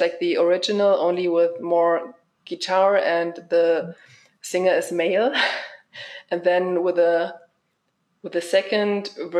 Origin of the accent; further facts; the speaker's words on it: hometown near Braunschweig, Lower Saxony, Germany; in my hometown